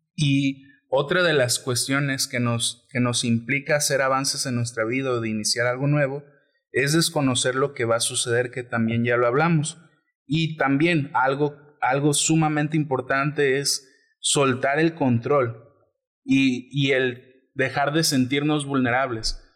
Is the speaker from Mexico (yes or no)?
yes; Colima, Mexico; Nosotros somos de Colima